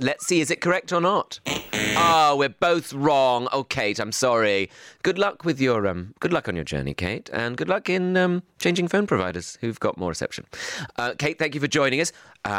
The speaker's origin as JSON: {"language": "English", "town": "Bromley", "region": "London", "country": "United Kingdom", "tie": "born or raised there", "said": "where I went to school in Bromley."}